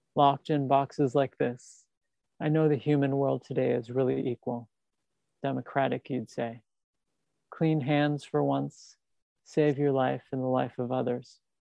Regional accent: New York City, New York, United States; a Staten Islander like me

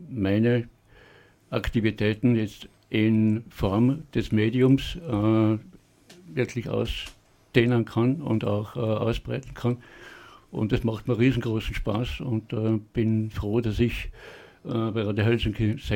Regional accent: Vorarlberg, Austria; Hartnäckigkeit als Vorarlberger einmal bewiesen

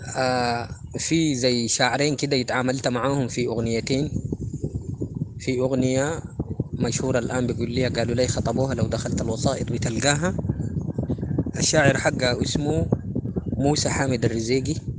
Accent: Sudan; نحن السودان دي باعتبارها قارة يعني فيها لهجات

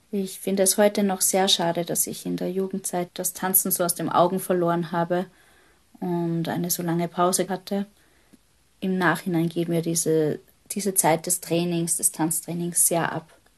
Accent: Hellmonsödt, Upper Austria, Austria; Geboren bin ich im Mühlviertel in Oberösterreich, in einem ganz kleinen Dorf in der Gemeinde Helmund Söd. Ich bin dort aufgewachsen

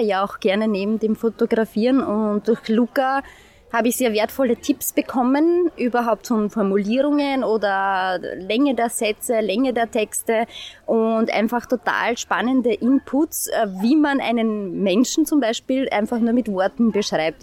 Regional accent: St. Pölten, Lower Austria, Austria; ich bin aus St. Pölten, lebe hier, arbeite hier

